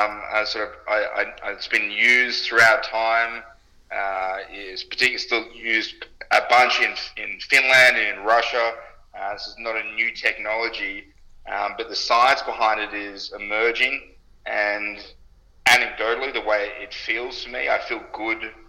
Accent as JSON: {"language": "English", "country": "Australia", "also_born_or_lived": "United States", "said": "I'm Australian"}